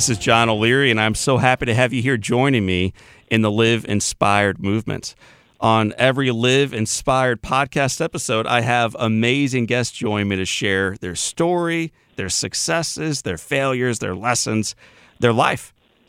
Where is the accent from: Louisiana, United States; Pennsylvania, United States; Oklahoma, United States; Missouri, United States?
Missouri, United States; Yep. I'm an East Sider.